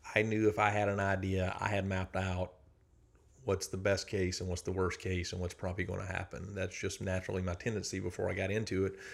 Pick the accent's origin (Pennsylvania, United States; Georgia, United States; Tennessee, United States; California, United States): Georgia, United States; South; moved away as an adult; now in Athens, United States; I grew up in South Georgia, a lot of agriculture